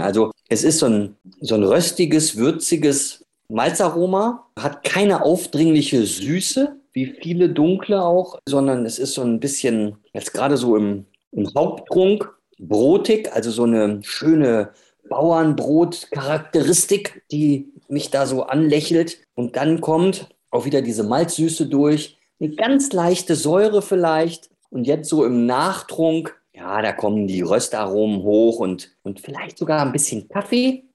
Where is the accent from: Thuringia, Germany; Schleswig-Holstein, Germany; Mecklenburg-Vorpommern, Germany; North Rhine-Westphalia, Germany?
North Rhine-Westphalia, Germany; Ruhr area; now in Munich, Germany; ich bin ja eigentlich aus dem Ruhrgebiet, aber hier im freiwilligen Exil in München